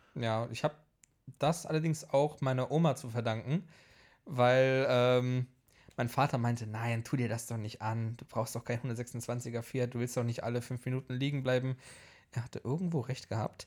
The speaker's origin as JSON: {"language": "German", "country": "Poland", "tie": "born or raised there", "moved": "yes", "lives_now": "Leverkusen, Germany", "said": "bin ich halt eben mit in Polen aufgewachsen"}